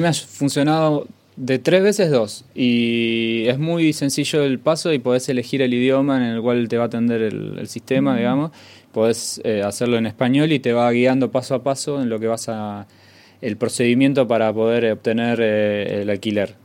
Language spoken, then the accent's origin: Spanish; Argentina; Nosotros, que somos argentinos